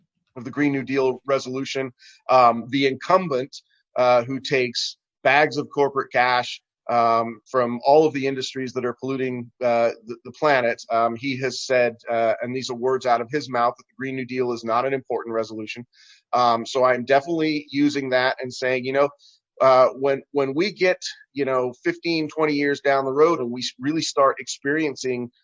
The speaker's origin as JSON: {"language": "English", "town": "Marysville", "region": "Washington", "country": "United States", "tie": "born or raised there", "said": "my hometown of Marysville"}